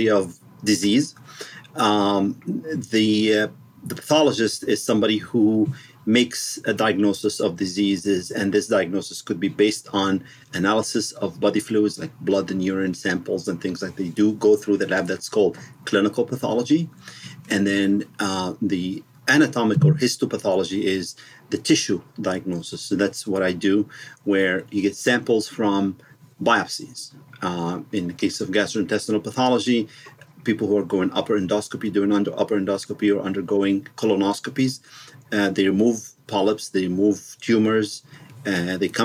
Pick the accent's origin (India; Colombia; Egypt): Egypt; moved away as an adult; also born or lived in Washington, D.C., United States; now in Pasadena, United States; I grew up in Egypt and other countries, and then I went to med school in Cairo University